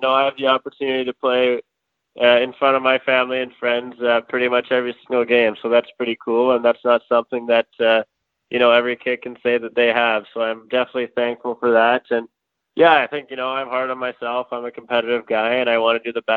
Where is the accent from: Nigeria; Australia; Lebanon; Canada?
Canada; Edmonton, Alberta; from Edmonton, Alberta, and born and raised here.